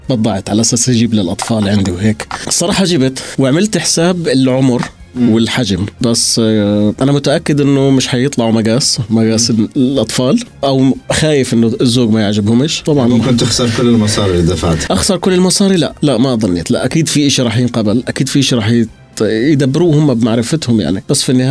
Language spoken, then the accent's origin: Arabic; Gaza Strip, Palestine; moved away; بما اني فلسطيني بنزل على فلسطين في قطاع غزه